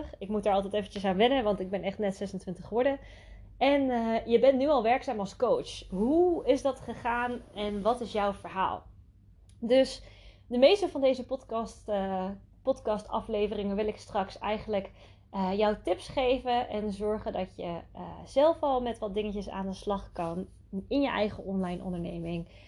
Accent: Netherlands; Ik ben ook geboren en getogen in Nederland

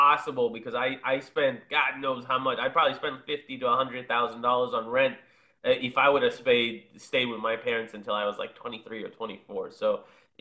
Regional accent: Israel; now in Miami, United States; my background is I'm originally from Israel, and my dad was a tour guide, and I used to go on tours with him

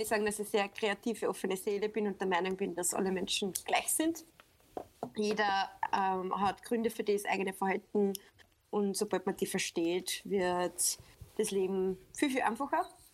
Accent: Upper Austria, Austria; bin aus Oberösterreich

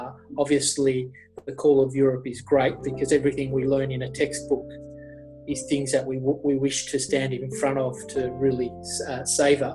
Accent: Melbourne, Victoria, Australia; we're Aussie born. I was born in Melbourne, grew up in the suburbs and basically did all my schooling here.

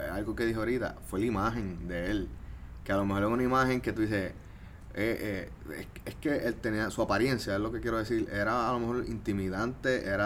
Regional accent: Trujillo Alto, Puerto Rico; Por ejemplo, yo también soy de Trujillo Alto.

